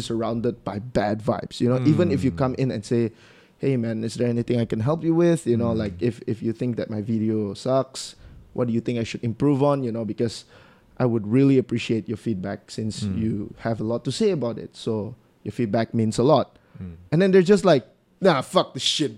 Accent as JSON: {"language": "English", "region": "Sarawak", "country": "Malaysia", "accent": "Sarawakian", "said": "it's how Sarawakians speak. Our English have an accent to it"}